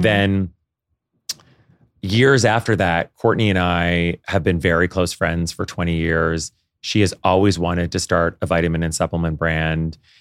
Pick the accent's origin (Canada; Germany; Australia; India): Canada; moved away as an adult; now in New York, United States; I grew up in Canada